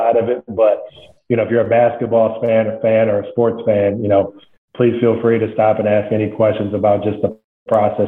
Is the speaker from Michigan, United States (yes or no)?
yes; Flint, Michigan, United States; moved away as an adult; I was born and raised in Flint, Michigan